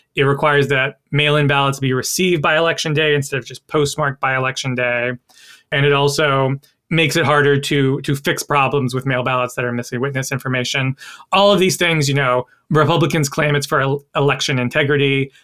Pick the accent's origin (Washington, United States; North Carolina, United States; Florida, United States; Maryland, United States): North Carolina, United States; my home state of North Carolina